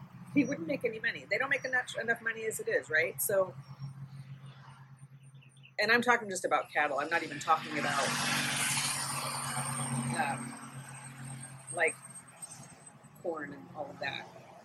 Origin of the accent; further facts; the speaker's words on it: United States; I'm an American